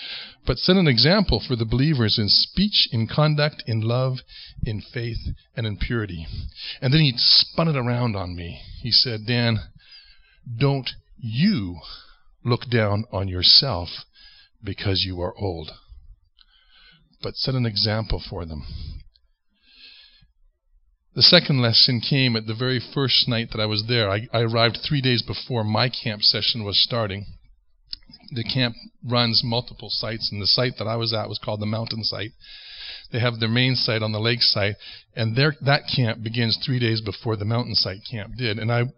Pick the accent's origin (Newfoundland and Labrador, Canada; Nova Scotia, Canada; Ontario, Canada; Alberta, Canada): Ontario, Canada; moved away as an adult; now in Western Canada; It was the first time that I came out from Ontario, came out west, and served at Crows Nest Lake Bible Camp for the summer when I was just 18.